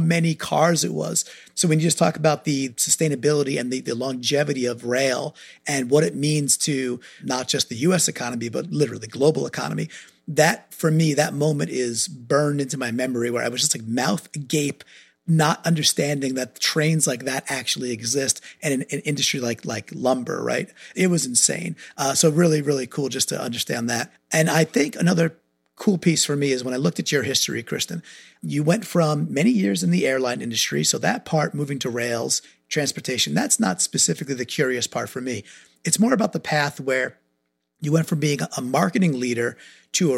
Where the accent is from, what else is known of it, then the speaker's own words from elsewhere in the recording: New York, United States; now in Connecticut, United States; I grew up in New York, so I'm a Northeasterner. I live in Connecticut